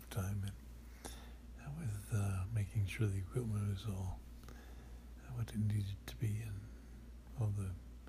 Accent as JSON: {"language": "English", "area": "White Mountains", "region": "New Hampshire", "country": "United States", "tie": "born or raised there", "moved": "yes"}